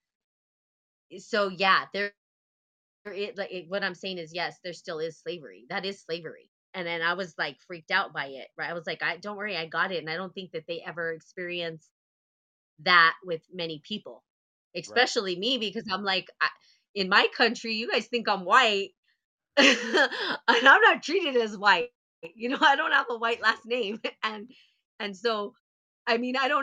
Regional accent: United States; also born or lived in India; I'm American

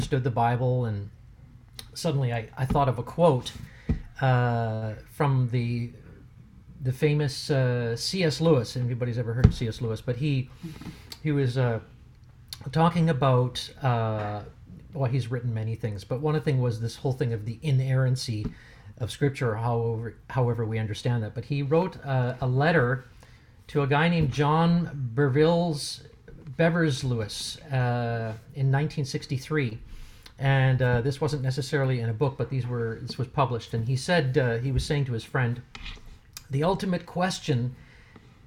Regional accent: Germany; moved away; I grew up in Germany as a young boy, so I'm actually, for those of you who would care to know or don't care, I am bilingual

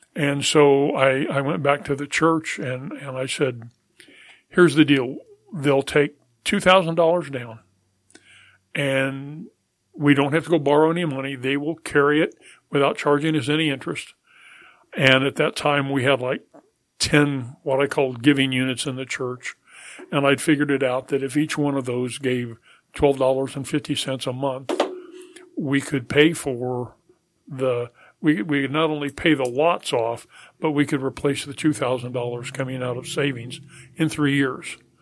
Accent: Colorado, United States; moved away as an adult; also born or lived in Topeka, Kansas / Oklahoma / Charleston; I was born in Topeka, Kansas, and we moved to Colorado, uh, when I was three. Um, grew up in Colorado

